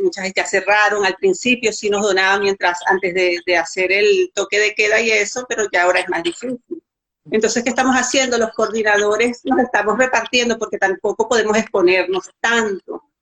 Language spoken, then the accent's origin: Spanish; Mérida, Venezuela; now in Santiago, Dominican Republic; yo soy de Mérida